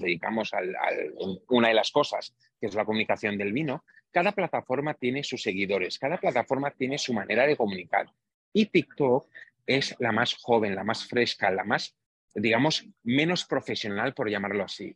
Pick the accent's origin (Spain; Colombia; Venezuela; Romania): Romania; moved away; de un pueblo muy pequeñito en Rumanía, muy cerquita, como tú bien has dicho, de los Cárpatos. Mi familia es húngara de origen, nacimos en Rumanía